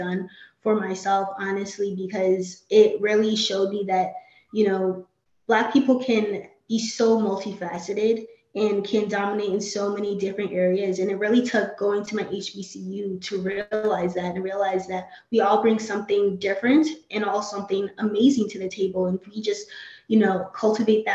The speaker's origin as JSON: {"language": "English", "town": "Phoenix", "region": "Arizona", "country": "United States", "tie": "born or raised there", "also_born_or_lived": "Maryland", "moved": "as an adult", "said": "I was born and raised in Phoenix, Arizona."}